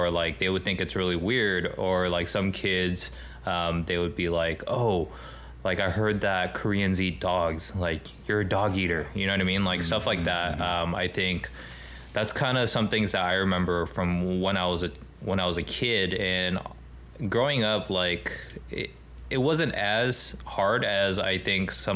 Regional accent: Los Angeles, California, United States; I'm from Los Angeles, I'm just kind of glad that I grew up here

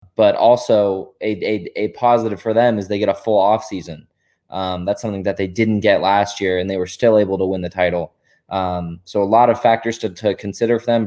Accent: North Carolina, United States; I'm from North Carolina

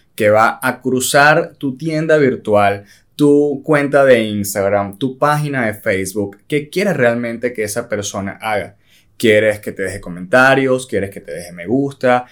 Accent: Venezuela; nosotros somos venezolanos

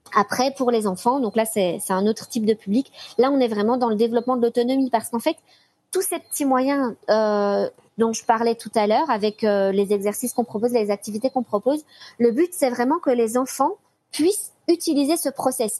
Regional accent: Belgium; je suis belge

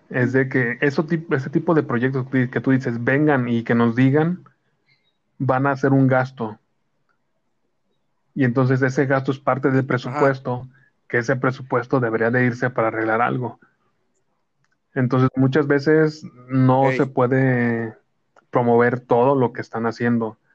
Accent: Mexico; Yo soy mexicano y soy guadalupano

